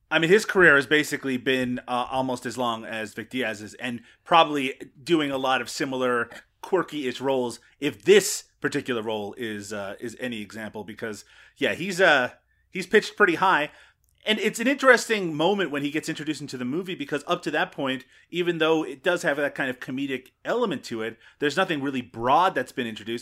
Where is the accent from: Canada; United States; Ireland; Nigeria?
Canada; I'm Canadian